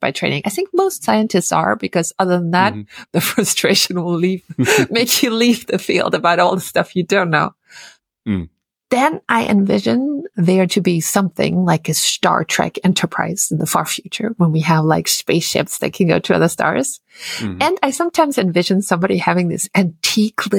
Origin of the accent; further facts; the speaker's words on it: Austria; English is a second language; moved away as an adult; now in United States; my home country, Austria